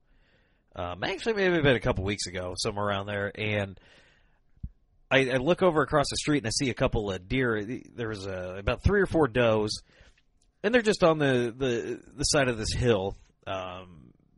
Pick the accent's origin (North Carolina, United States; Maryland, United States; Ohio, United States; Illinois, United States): Illinois, United States; Rock Island; that's actually my hometown. You know, I was born and raised there.